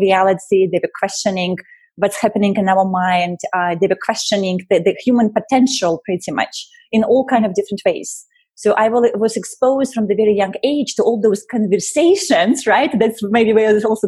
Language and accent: English; Russia; moved away; I was born in Russia. I was born technically still during the Soviet Union time